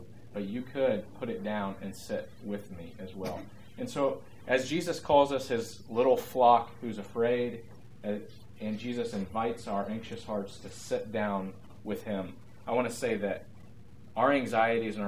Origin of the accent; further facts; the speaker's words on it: United States; as American evangelical Christians